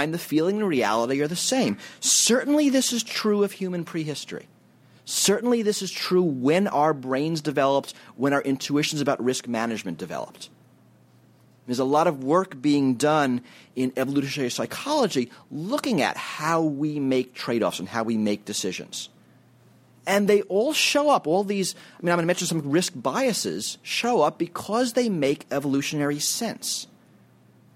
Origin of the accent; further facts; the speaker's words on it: New York City, New York, United States; When I grew up in New York City